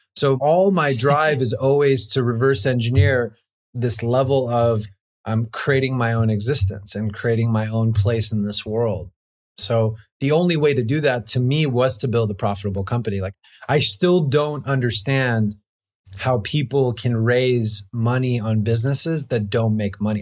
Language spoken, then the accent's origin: English; Los Angeles, California, United States; growing up in Los Angeles